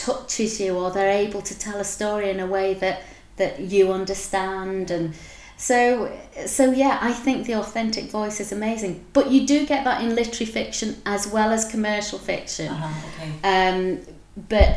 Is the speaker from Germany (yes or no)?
no; Wigan, North West England, United Kingdom; now in Edinburgh, United Kingdom; I'm from Wigan and working class, very much a working class upbringing